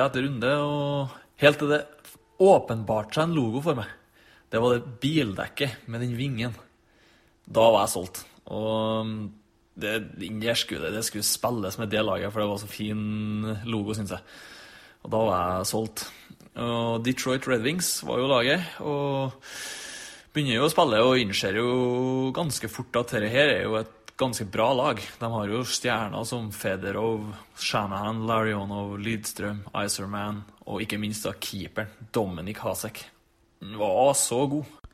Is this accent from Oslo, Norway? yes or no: no; Trøndelag, Norway; Jeg kommer fra Trøndelag og er 29 år